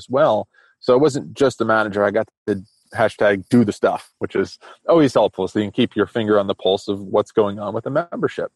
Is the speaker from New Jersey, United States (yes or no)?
yes; New Jersey, United States; I grew up in New Jersey in a very rural spot